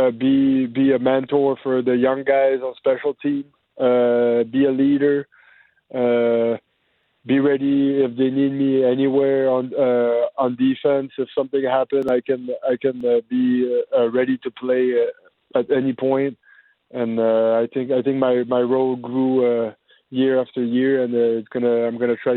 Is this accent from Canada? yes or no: yes; Dolbeau-Mistassini, Quebec, Canada; moved away as an adult; now in Winnipeg, Canada; in my hometown